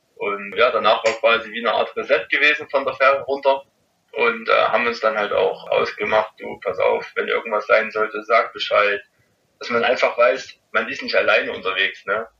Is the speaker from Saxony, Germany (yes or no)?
yes; Rochlitz, Saxony, Germany; bei mir in Rochlitz durch meine Heimatstadt, wo ich eigentlich herkomme